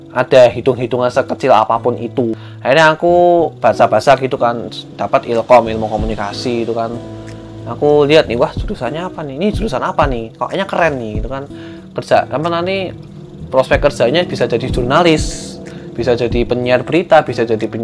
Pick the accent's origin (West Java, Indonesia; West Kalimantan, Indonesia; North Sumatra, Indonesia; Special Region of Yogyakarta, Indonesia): Special Region of Yogyakarta, Indonesia; Yogyakarta; born there; karena aku juga dulu lahir di Jogja gitu kan terus aku juga udah lumayan akrab sama Jawa Tengah